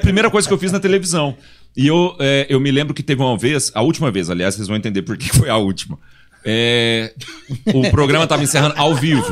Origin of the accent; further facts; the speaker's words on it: Goiás, Brazil; principalmente eu e o Chiquinho, que somos de Goiás